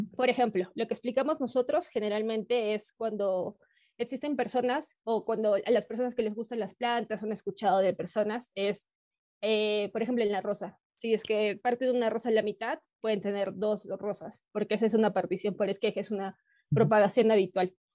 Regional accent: Peru; soy de Perú, actualmente vivo en la ciudad de Cusco

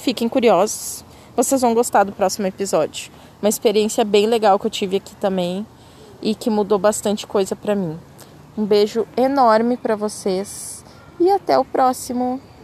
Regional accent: Brazil; accent: Brazilian; moved away as an adult; o meu sotaque é muito forte então tem várias palavras de inglês que eu acabo falando errado, porque eu quero falar uma coisa meio abrasileirada

